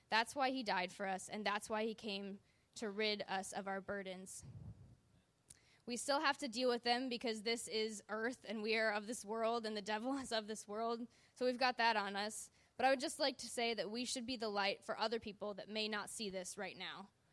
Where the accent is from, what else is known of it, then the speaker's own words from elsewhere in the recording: Wisconsin, United States; now in Southern California, United States; I was born in Wisconsin